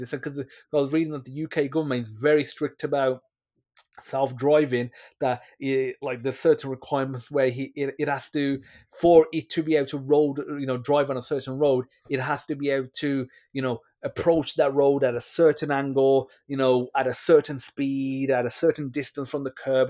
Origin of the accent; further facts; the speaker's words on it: West Midlands, United Kingdom; moved away; I'm originally from the West Midlands in, you know, Dudley, Wel, you know, West Bromwich, Wo, Wolverhampton areas.